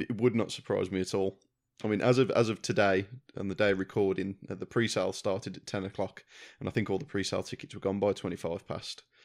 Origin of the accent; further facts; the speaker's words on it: Wolverhampton, West Midlands, United Kingdom; I'm from Wolverhampton, we had the Civic Hall